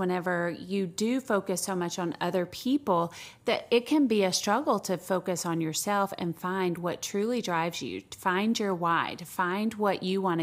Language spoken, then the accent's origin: English; the South, United States; I'm from the South as well